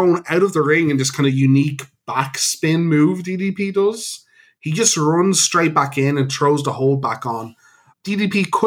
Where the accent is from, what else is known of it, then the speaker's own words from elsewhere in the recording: Ireland; We're Irish.